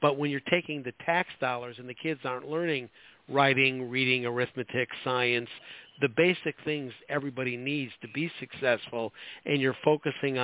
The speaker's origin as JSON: {"language": "English", "town": "Chicago", "region": "Illinois", "country": "United States", "tie": "born or raised there", "moved": "yes", "said": "I'm from Chicago originally. It was, when I was growing up there, it was a great town"}